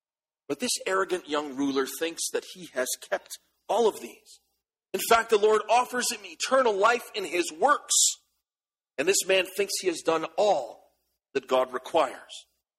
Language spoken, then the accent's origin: English; Canada; As Canadian soldiers, we are reminded that every time we put on our uniform, we have an unlimited liability to give up all